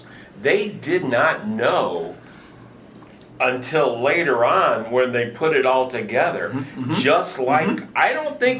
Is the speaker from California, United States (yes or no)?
no; Michigan, United States; now in Houston, United States; I'm from Michigan